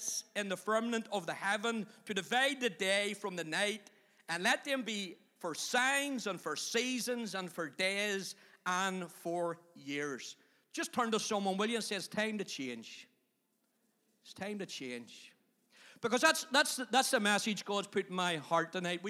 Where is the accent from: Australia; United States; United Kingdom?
United Kingdom; Belfast, Northern Ireland; moved away as an adult; also born or lived in Magherabuoy; I came originally from Tigers Bay up to McGarbury